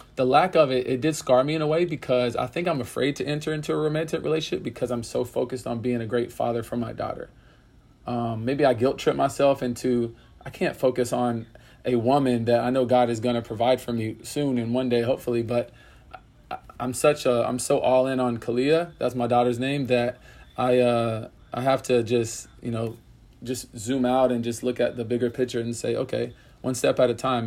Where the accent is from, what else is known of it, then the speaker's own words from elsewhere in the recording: Pensacola, Florida, United States; moved away; also born or lived in Orlando, Florida; I grew up in Pensacola, Florida